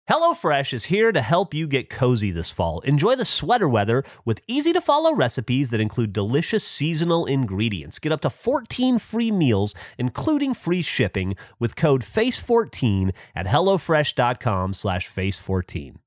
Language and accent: English; United States; I'm from America based on my brash, uh, manner of speaking